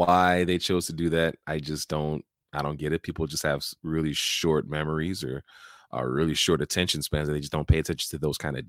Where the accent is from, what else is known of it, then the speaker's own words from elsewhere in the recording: Chicago, Illinois, United States; I was born in Chicago, so I have a certain affinity for my hometown Bulls